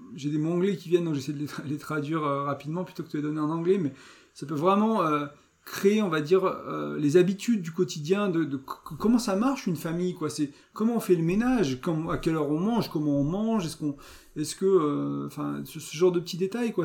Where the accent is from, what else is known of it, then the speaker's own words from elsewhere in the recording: France; je suis français, je vis en France